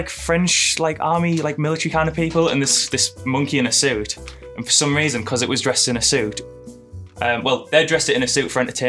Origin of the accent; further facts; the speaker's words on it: Hartlepool, North East England, United Kingdom; I'm from Hartlepool, which is in the UK.